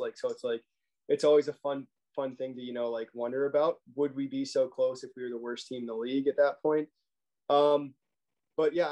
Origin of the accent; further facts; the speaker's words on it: Arlington, Texas, United States; also born or lived in Ohio; I'm from Arlington, Texas, right outside Dallas. Grew up a Stars fan